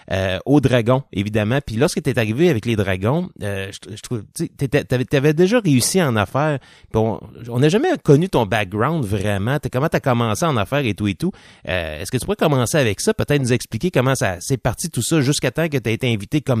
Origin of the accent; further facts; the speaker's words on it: Quebec, Canada; Moi, je suis un Canadien québécois. Un Français, Canadien français.